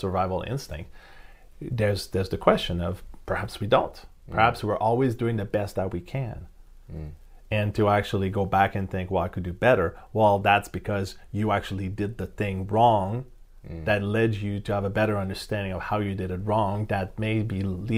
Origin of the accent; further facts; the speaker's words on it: Canada; I'm Canadian